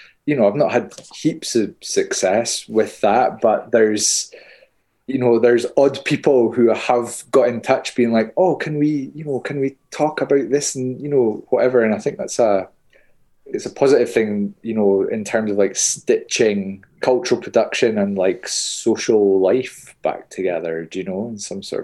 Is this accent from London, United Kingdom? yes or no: no; Hawick, Scotland, United Kingdom; I'm being from Hoyk, the common riding like that we have